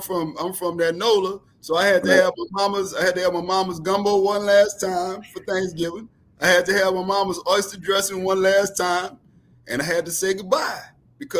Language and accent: English; New Orleans, Louisiana, United States; also born or lived in Houston; I'm from New Orleans.